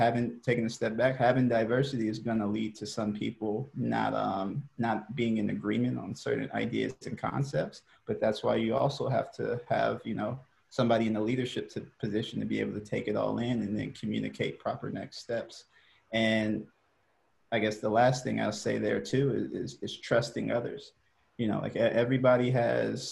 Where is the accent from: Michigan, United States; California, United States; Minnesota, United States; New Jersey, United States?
California, United States; Hercules; moved away as an adult; also born or lived in Nebraska; I grew up in the city called Hercules